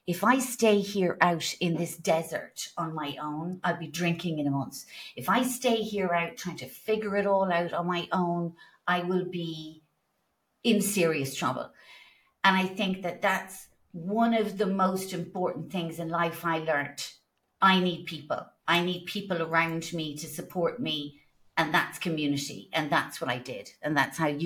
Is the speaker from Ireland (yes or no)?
yes; Ireland; being Irish